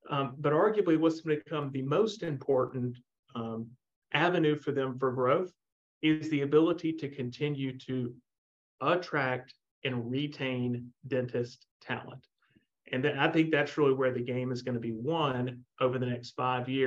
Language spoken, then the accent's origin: English; Montgomery, Alabama, United States; go work for my dentist uh, that I grew up with in Montgomery, Alabama, or go do my own thing.